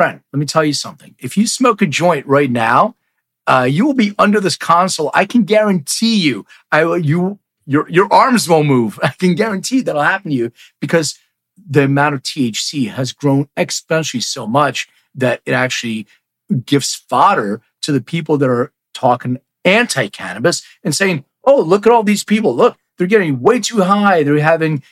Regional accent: Philadelphia, Pennsylvania, United States; now in Los Angeles, United States; I'm from Philly, but I live in LA now

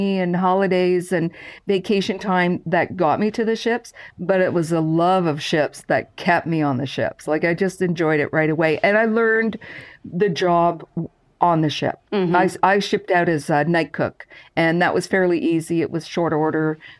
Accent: Brockville, Ontario, Canada; I lived, I'm from Brockville, Ontario, and lived not far from the St. Lawrence River and watched these ships go

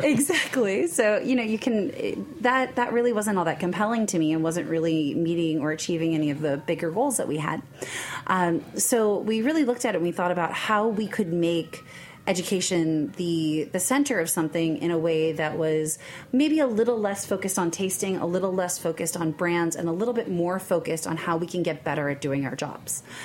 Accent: New York, United States; also born or lived in Kentucky; I am from New York originally

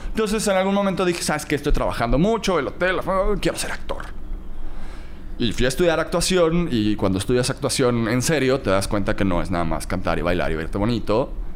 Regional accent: Cancún, Quintana Roo, Mexico; also born or lived in Playa del Carmen; nací, crecí en Cancún y después me fui a Playa del Carmen.

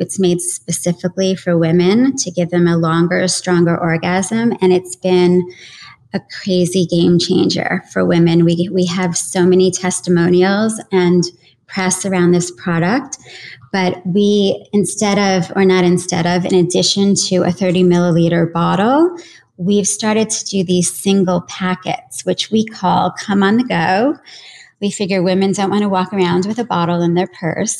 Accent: New York, United States; as a New Yorker

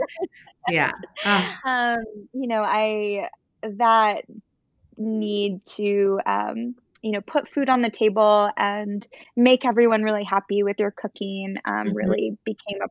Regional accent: Florida, United States; my dad was a really good, well-respected doctor in our small town in Florida, an oncologist

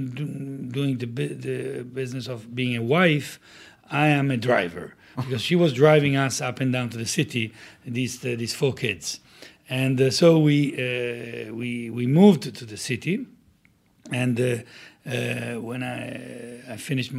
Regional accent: Italy; also born or lived in Davis, United States

